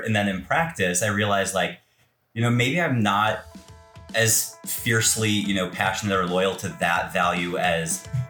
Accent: Minnesota, United States; moved away as an adult; also born or lived in Fargo, North Dakota / New York / Seattle; I actually started in the Midwest. So I was born and raised in Minnesota, but I started photography when I was in college, and I was in North Dakota. So Fargo, North Dakota.

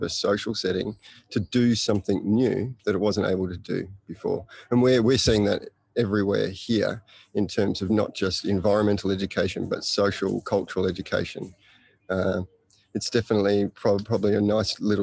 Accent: Australia; now in Bali, Indonesia; I'm an Australian living and working in Bali at Green School Bali

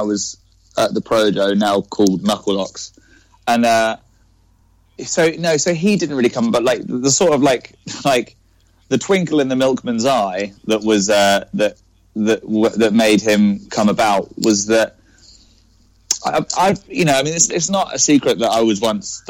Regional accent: Cambridge, East of England, United Kingdom; I'm from Cambridge

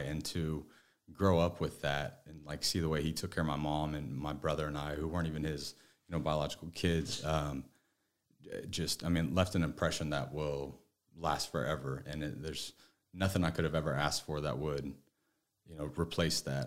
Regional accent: northeast Missouri, United States; now in Dallas, United States; I ended up growing up on, like, a three thousand acre farm in, like, northeast Missouri.

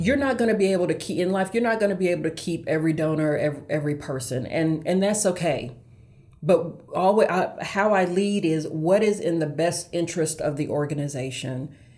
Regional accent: Augusta, Georgia, United States; now in Charlotte, United States; born and raised in Augusta, Georgia

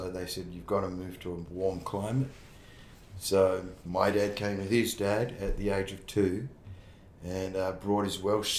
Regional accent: Perth, Western Australia, Australia; moved away as an adult; also born or lived in Sydney; I grew up in Perth. I grew up mostly on the beach at Triggs. That's where my family lived.

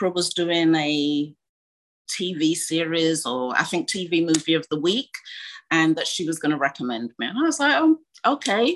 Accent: United Kingdom; also born or lived in Ghana; just being British, we are taught very well to hide our emotions

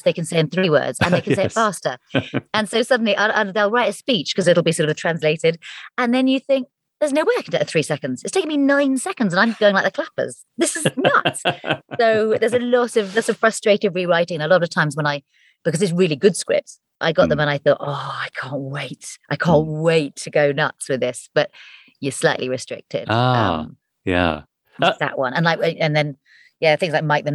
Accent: Hampshire, South East England, United Kingdom; also born or lived in Surrey; I was born in Surrey and then moved to Hampshire

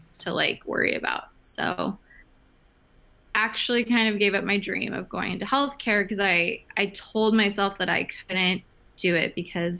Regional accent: Phoenix, Arizona, United States; also born or lived in San Diego, California / Washington, D.C.; I'm originally from Phoenix, Arizona.

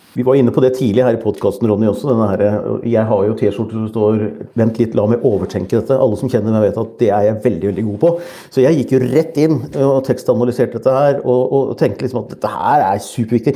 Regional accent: Norway; min underlegenhet som nordmann

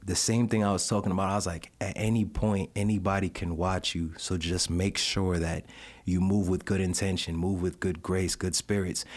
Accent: New York, United States; I'm from New York originally.

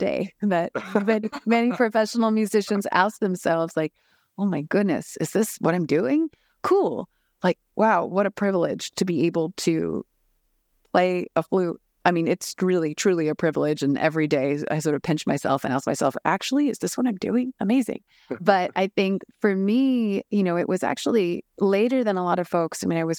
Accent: Japan; born there; So I was born in Japan and my parents had been living there for about a decade.

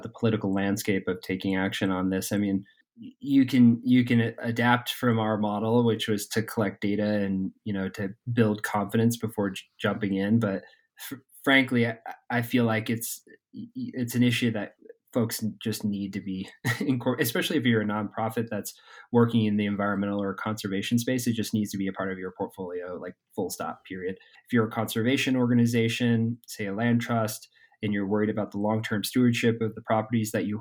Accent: Vermont, United States; now in Durango, United States; I grew up in Vermont.

